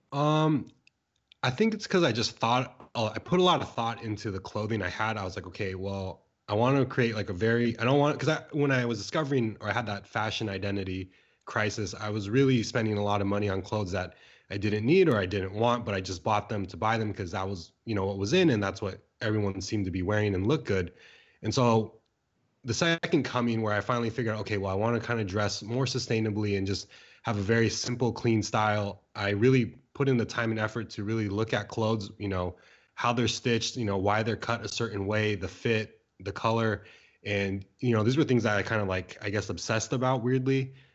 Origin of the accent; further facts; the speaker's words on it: San Diego, California, United States; moved away as an adult; also born or lived in Bay Area, California; now in San Francisco Bay Area, United States; I grew up in San Diego, California, um, for about, like, twenty years, moved out, went to school in the Bay Area